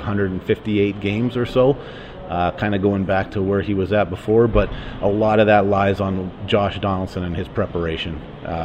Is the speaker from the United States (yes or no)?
no; Calgary, Alberta, Canada; we're both from Calgary